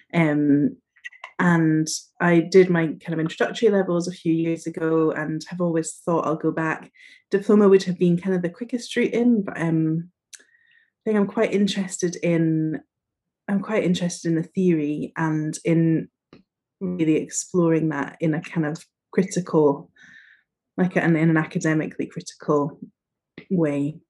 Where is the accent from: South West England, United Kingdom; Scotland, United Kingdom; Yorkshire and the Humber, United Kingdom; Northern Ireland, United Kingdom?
Scotland, United Kingdom; northeast coast of; moved away as an adult; also born or lived in Edinburgh; now in London, United Kingdom; I was brought up in the northeast coast of Scotland, very, very northeast coast, and then have moved slowly down